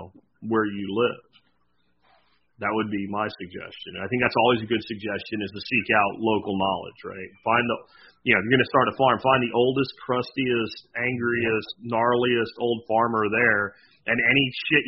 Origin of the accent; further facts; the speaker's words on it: Pennsylvania, United States; the house that I grew up in Pennsylvania was actually the second house on the property